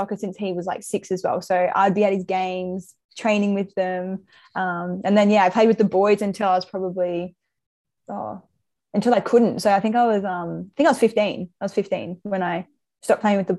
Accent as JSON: {"language": "English", "town": "Brisbane", "region": "Queensland", "country": "Australia", "tie": "born or raised there", "also_born_or_lived": "Victoria / Melbourne / Newcastle", "moved": "as an adult", "lives_now": "Sydney, Australia", "said": "I grew up in Brisbane, but I was born in Victoria. So I would say I'm from Brisbane"}